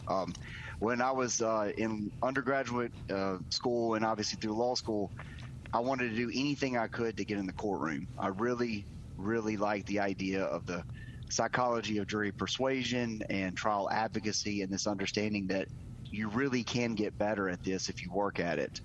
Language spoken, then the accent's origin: English; Terry, Mississippi, United States; I've grown up in Mississippi, been here my whole life